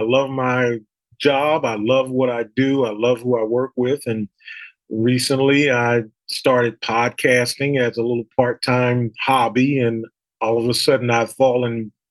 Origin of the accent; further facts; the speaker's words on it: East Coast, United States; Growing up on the East Coast, whenever I can go out west and warm up and experience that the low humidity, I'm excited to go.